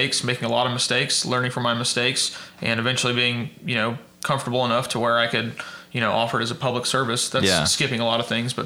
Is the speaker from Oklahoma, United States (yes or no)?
yes; Edmond, Oklahoma, United States; Born and raised in Edmond, Oklahoma